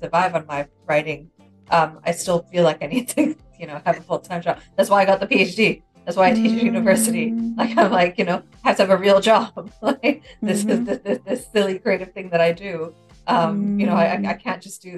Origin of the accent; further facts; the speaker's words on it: Singapore; I grew up in Singapore